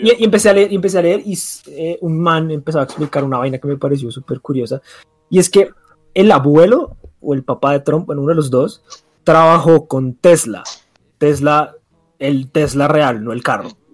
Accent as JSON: {"language": "Spanish", "country": "Colombia", "said": "siendo eh, colombianos"}